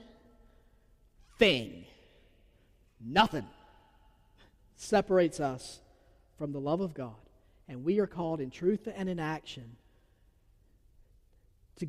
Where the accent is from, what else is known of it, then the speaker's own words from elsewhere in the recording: Georgia, United States; accent: southern; I'm from Georgia. I have a southern accent